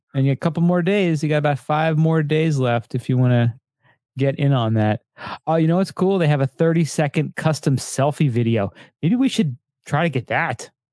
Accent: United States; We're American

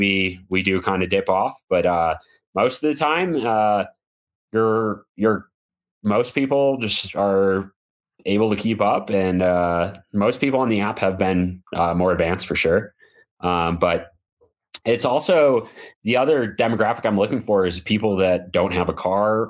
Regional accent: Midwest, United States; moved away as an adult; growing up in the Midwest

